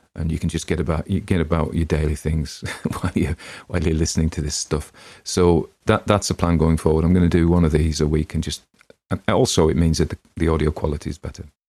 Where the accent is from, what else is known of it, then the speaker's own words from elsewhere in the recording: Northern England, United Kingdom; accent: Northern English; my own native accent